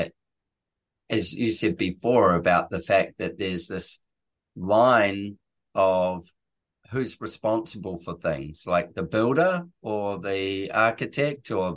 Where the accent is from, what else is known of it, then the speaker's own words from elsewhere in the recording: New Zealand; I'm a New Zealander